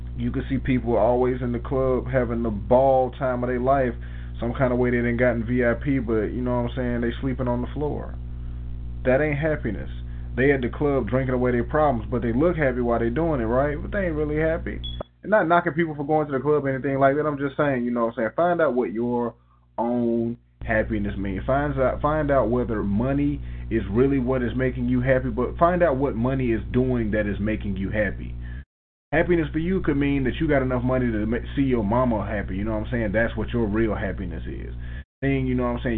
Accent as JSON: {"language": "English", "town": "Tuskegee", "region": "Alabama", "country": "United States", "tie": "born or raised there", "said": "we had the privilege of growing up in Tuskegee, Alabama"}